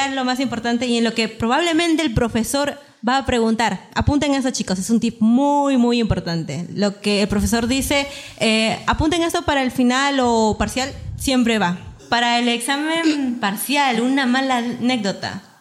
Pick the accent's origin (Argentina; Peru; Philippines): Peru; como buena peruana soy bien puntual.